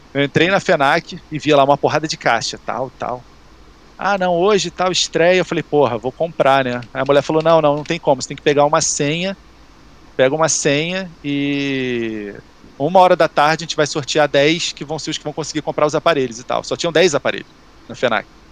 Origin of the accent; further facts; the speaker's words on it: Rio de Janeiro, Brazil; A gente é daqui do Rio